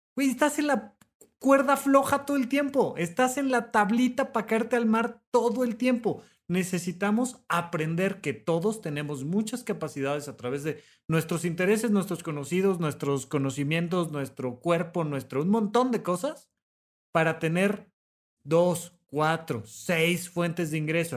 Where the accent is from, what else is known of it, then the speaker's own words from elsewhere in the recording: Mexico; tenemos como mexicanos